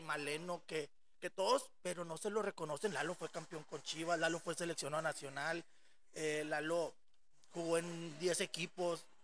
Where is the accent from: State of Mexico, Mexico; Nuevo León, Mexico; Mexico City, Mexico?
Nuevo León, Mexico; Monterrey; moved away as an adult; desde los 6 hasta los 24 que salí de Monterrey